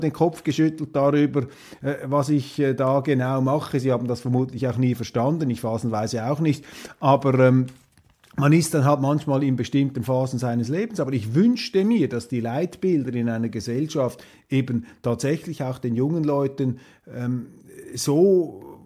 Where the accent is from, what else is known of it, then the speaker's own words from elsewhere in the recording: Kloten, Zurich, Switzerland; in Kloten in meiner alten Heimatgemeinde, in meiner Heimatstadt